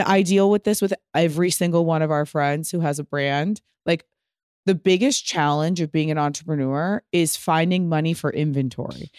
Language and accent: English; Pasadena, California, United States; I'm from Pasadena.